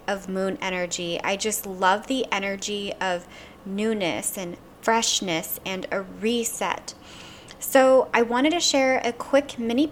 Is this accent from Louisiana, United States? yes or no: yes; Louisiana, United States; I'm from Louisiana, and we use something called Van Van oil